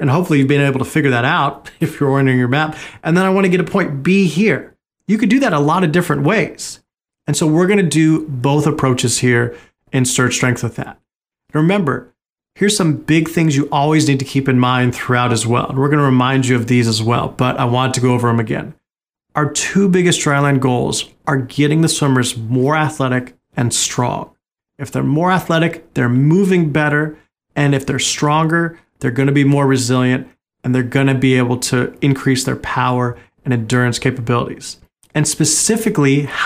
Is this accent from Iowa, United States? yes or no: no; Oregon, United States; growing up in Oregon